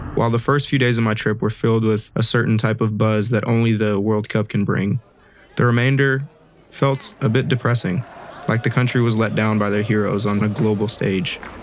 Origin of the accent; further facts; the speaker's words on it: Los Angeles, California, United States; I'm from Los Angeles, California